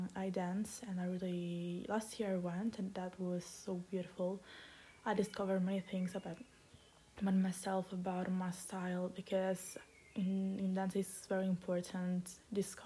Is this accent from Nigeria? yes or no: no; Italy; I'm from Italy